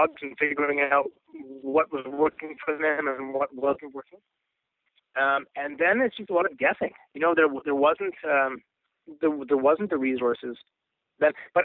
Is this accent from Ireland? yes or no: no; Canada; also born or lived in Colorado Springs / Vancouver; I'm from Canada.